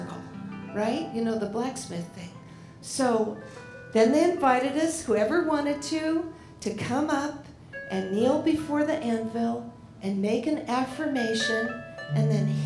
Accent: Portland, Oregon, United States; I grew up in Portland, so I used to go to dances there

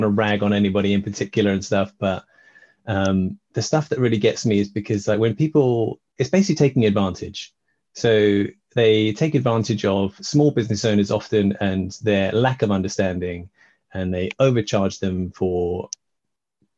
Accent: United Kingdom; I'm British

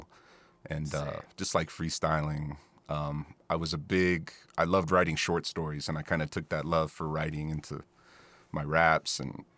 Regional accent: New Mexico, United States; moved away as an adult; also born or lived in Mannheim, Germany; I'm from here. I'm from New Mexico

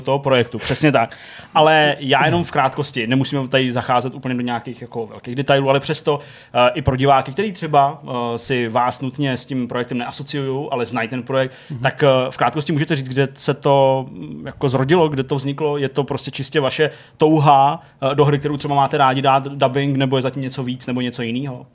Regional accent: Czechia; u nás v Čechách

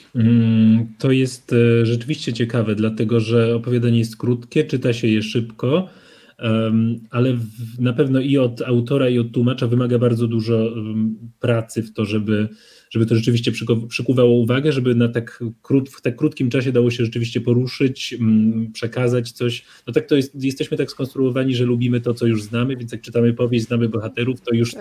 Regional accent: Poland; przyjechałem z Polski

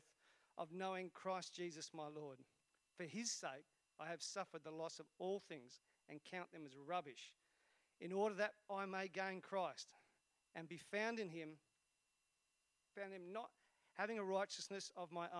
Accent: Esperance, Western Australia, Australia; moved away; I was brought up in Esperance. And back then, Esperance was a really small town.

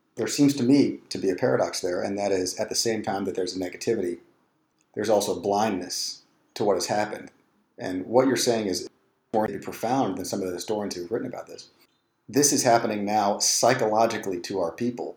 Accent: Richmond, Virginia, United States; I grew up in the Richmond power elite.

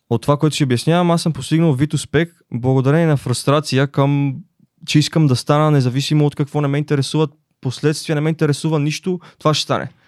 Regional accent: Dupnitsa, Kyustendil Province, Bulgaria; защото аз идвам от Дупница

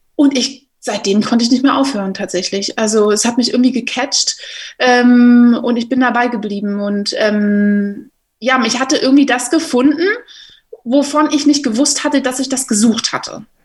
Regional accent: Berlin, Germany; Ich komme aus Berlin, habe jetzt hier angefangen zu arbeiten und bin sehr glücklich darüber, wieder hier in der Heimat zu sein

